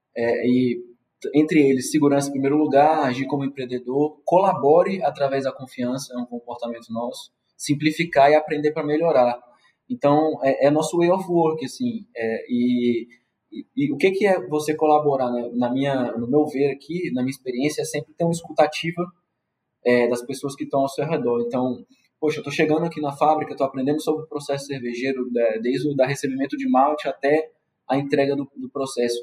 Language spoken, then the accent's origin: Portuguese; Brasília, Federal District, Brazil; moved away as an adult; now in Belém, Brazil; Eu sou de Brasília. No momento agora eu estou morando em Belém do Pará